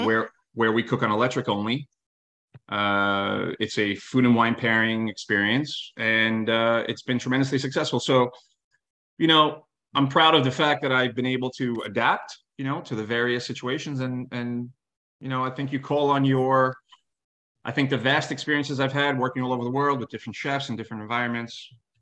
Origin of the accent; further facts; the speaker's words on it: New York City, New York, United States; I come from New York City, right?